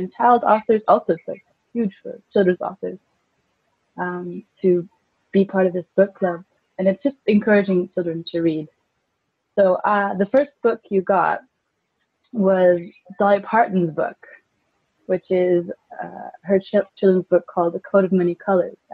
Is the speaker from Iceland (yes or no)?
yes; Iceland; moved away; also born or lived in California; I grew up in California when I was a kid, up until the age of 10, but then I went back to Iceland